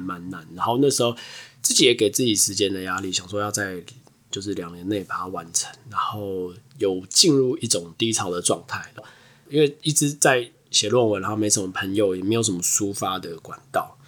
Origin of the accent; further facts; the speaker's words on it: Taiwan; 像我们台湾人还是会跟，先跟亚洲人混在一起